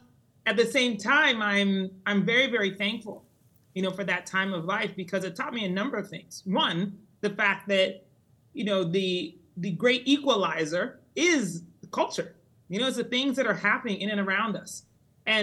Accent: Colorado Springs, Colorado, United States; actually, over my childhood, but finally settled in Colorado Springs, Colorado, when I was 12. So although I am technically an American citizen, I do feel very bicultural, meaning that in my house that I grew up in, we were very Ghanaian

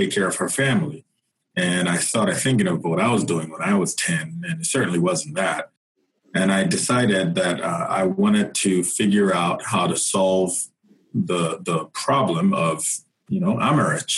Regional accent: Nigeria; moved away as an adult; now in United States; I am originally from Nigeria, came to the U.S. Almost 20 years ago now, and came for college.

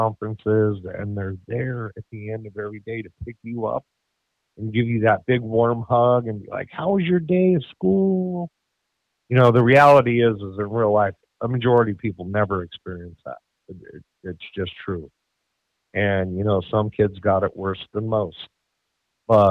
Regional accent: Denver, Colorado, United States; I was born in Colorado in the year of 1982 in September.

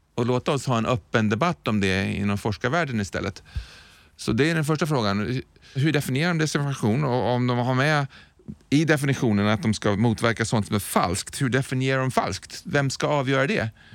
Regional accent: Sweden; Jag är ju en svensk.

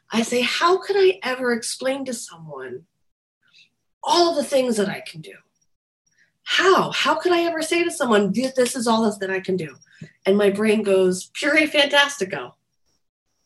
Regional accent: New Jersey, United States; also born or lived in New York; I'm from New Jersey

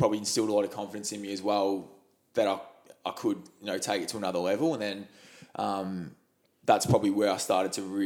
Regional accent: Dingley, Victoria, Australia; I'm a Bayside boy originally, so not far from here. We're in Cheltenham at the moment. So I grew up in Dingley, 3172.

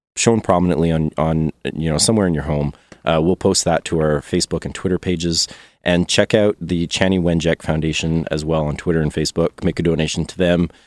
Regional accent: Canada; as a Canadian

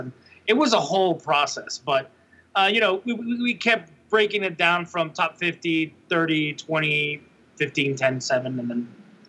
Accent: Mexico; also born or lived in Laredo, Texas; I was born in Laredo, Texas, and then grew up in Mexico, in the south and in the north part of Mexico

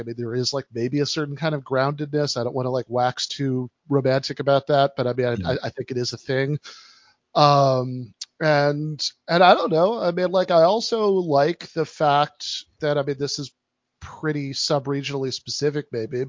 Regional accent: East Lansing, Michigan, United States; What do I love about it? I mean, I do like it. Like I used to, you know, my parents no longer live there.

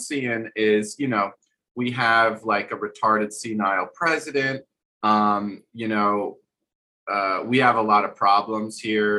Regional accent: United States; I'm also American. I grew up in this country

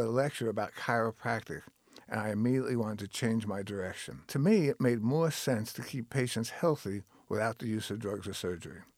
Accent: Long Island, New York, United States; moved away as an adult; also born or lived in Tennessee / California; I grew up on Long Island, New York

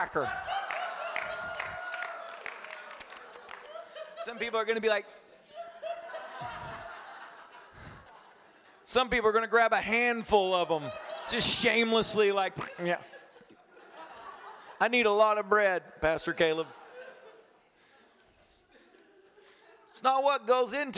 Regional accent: United States; I'm American

